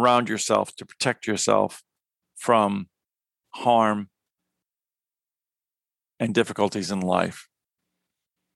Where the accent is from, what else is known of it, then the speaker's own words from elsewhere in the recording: New York, United States; in addition to being a New Yorker like myself